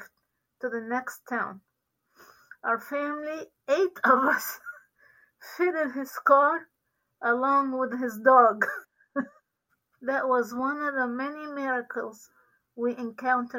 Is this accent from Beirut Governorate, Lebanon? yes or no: no; Sidon, South Governorate, Lebanon; moved away as an adult; now in Virginia Beach, United States; I was born in Sidon, Lebanon, in a Christian home, the youngest of six children